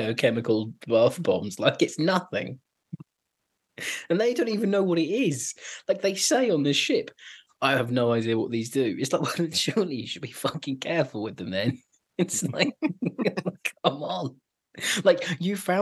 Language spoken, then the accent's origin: English; United Kingdom; we're British